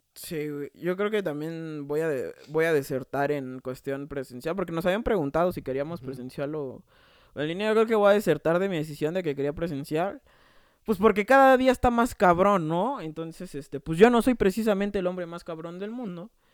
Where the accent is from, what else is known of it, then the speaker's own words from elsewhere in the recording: Mexico City, Mexico; yo soy de Coyoacán